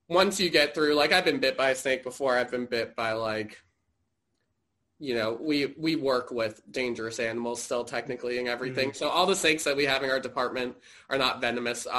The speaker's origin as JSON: {"language": "English", "town": "Fairfax", "region": "Virginia", "country": "United States", "tie": "born or raised there", "said": "I grew up in Fairfax. So I grew up, you know, going to the National Zoo."}